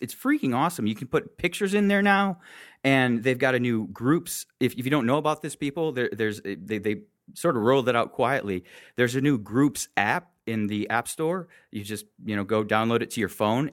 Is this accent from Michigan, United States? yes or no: yes; Michigan, United States; I grew up in Michigan